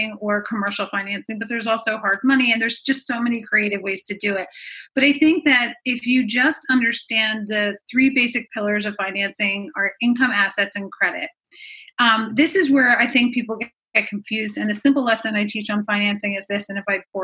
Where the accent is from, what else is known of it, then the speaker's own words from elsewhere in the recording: Philadelphia, Pennsylvania, United States; also born or lived in Jersey Shore; I'm from Philadelphia